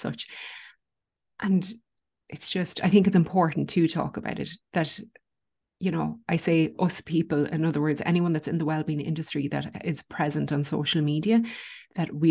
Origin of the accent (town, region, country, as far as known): Ireland